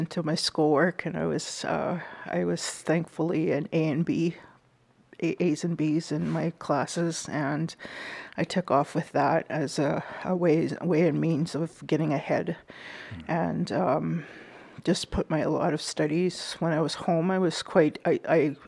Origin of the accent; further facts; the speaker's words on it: Winnipeg, Manitoba, Canada; I am from Winnipeg, Manitoba. I was born and raised there